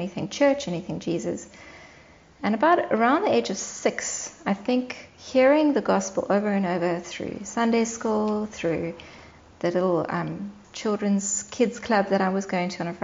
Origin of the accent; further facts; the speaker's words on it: Cape Town, Western Cape, South Africa; moved away; also born or lived in Johannesburg, South Africa; I grew up in Johannesburg in South Africa for the first 4 years of my life, and then we moved to Cape Town, back where my parents grew up.